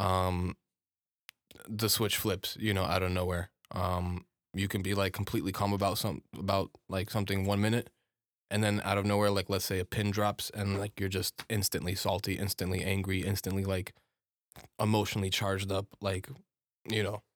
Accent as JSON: {"language": "English", "country": "United States", "tie": "born or raised there", "said": "I'm American-born"}